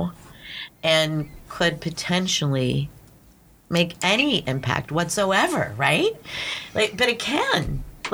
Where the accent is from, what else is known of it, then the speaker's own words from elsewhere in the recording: Pittsburgh, Pennsylvania, United States; I grew up in Pittsburgh